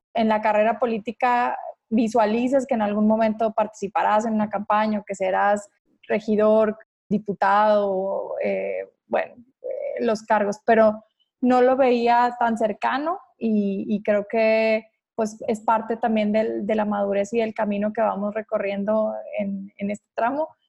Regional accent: Ciudad Juárez, Chihuahua, Mexico; yo soy de Ciudad Juárez

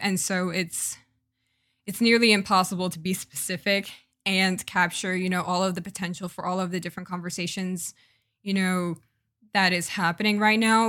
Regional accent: United States; also born or lived in Jamaica; as a Jamaican American woman

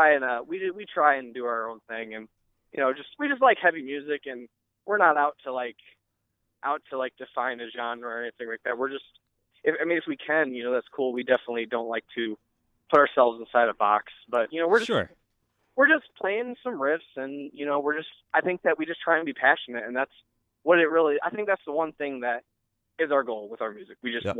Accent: Fremont, United States; This kid I grew up in Fremont with named Adam

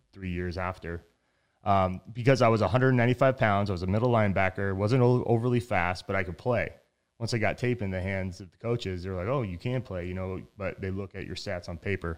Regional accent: Reno, Nevada, United States; moved away as an adult; also born or lived in Tempe, Arizona; I'm from Reno, Nevada

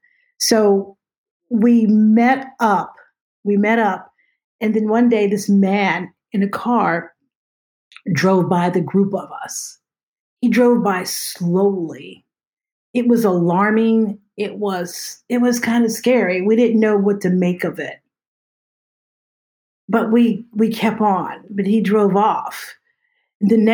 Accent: outside of Pittsburgh, Pennsylvania, United States; I grew up in Pennsylvania, and so outside of Pittsburgh

